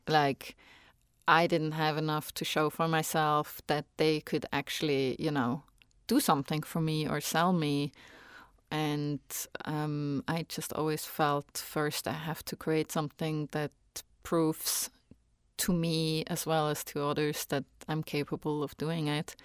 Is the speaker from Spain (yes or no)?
no; Switzerland; English is a second language; moved away as an adult; now in United States; when I go back home